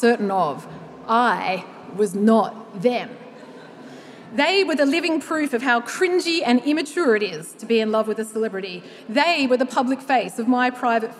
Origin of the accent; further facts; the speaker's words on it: Australia; as an Australian woman aged 35 to 44